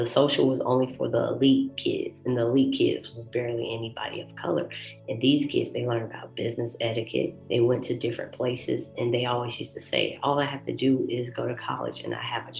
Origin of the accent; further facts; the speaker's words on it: Augusta, Georgia, United States; I grew up in Augusta, Georgia in the 80s